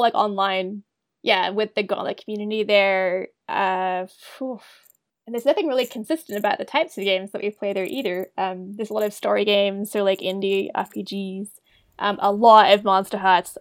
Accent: Wellington, New Zealand; moved away as an adult; also born or lived in United States / Australia; now in Calgary, Canada; I grew up in New Zealand. Um, I'm from Wellington originally, and went to school there

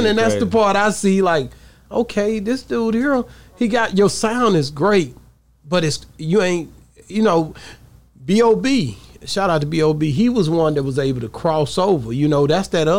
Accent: East Texas, United States; I'm East Texas hard here

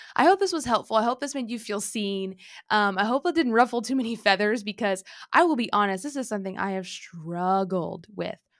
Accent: Illinois, United States; moved away as an adult; also born or lived in Texas; when I moved back from Texas, now living in Illinois, when I moved here, I had some conversations with my family, you know, I'm finally back, I hadn't lived here, um, you know, pretty much since I was eighteen

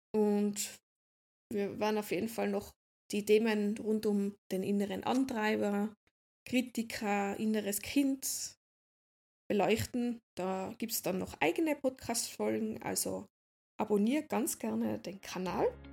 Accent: Austria; ich bin aus Österreich

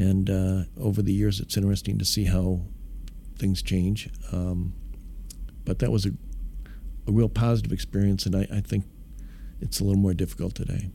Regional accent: Midwest, United States; now in Dallas, United States; it was a great great town to grow up in. Uh, I think I love the Midwest values. I love uh, being from there.

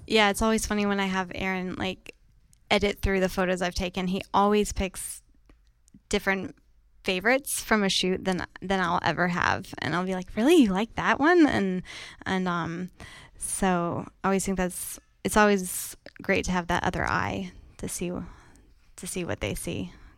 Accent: France; now in New York City, United States; I was born and raised in France

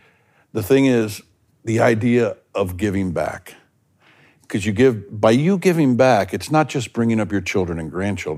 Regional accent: the South, United States; I grew up in the South.

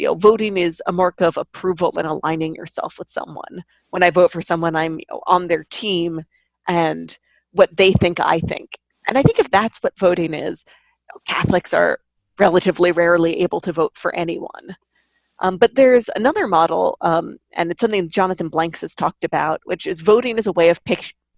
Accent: New York, United States; I grew up in New York in the era before electronic ballots

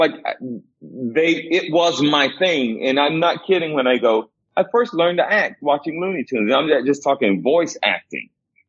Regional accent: the South, United States; I grew up in the South. Mm-hmm. You know, it was the real South.

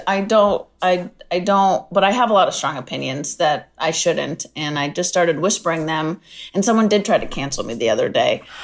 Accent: San Diego, California, United States; I'm from San Diego.

